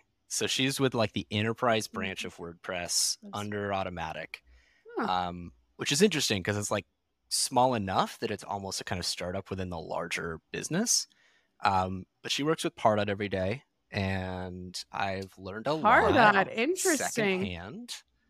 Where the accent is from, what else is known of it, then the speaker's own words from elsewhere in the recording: California, United States; I did not have any kind of adequate winter coat because I was from California.